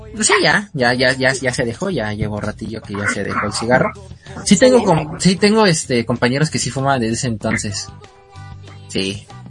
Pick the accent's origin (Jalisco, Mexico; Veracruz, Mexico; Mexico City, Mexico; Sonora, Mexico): Mexico City, Mexico; yo soy de la Ciudad de México